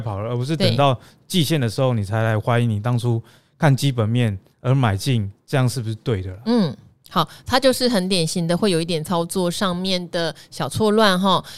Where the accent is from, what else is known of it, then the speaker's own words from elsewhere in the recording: Taiwan; accent: Taiwanese Mandarin; 我们台湾国语。